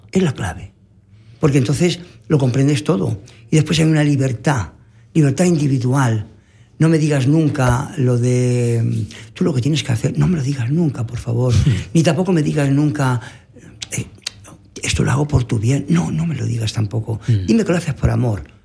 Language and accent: Spanish; Dolores, Valencian Community, Spain; moved away; mi pueblo Dolores